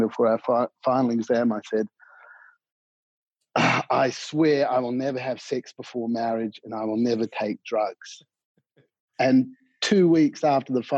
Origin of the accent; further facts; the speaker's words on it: Perth, Western Australia, Australia; moved away as an adult; also born or lived in Ghana / Wales; now in Japan; I grew up in Perth, Western Australia